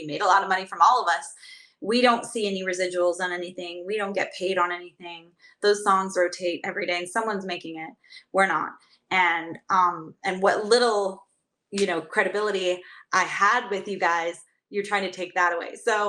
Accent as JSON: {"language": "English", "town": "Las Vegas", "region": "Nevada", "country": "United States", "said": "I'm from Vegas. That's my home state. So that was like, how could this happen? How could this happen in my home state?"}